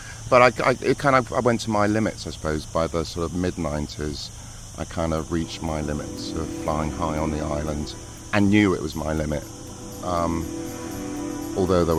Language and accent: English; England, United Kingdom; being English, you know, we've got a really strong culture of music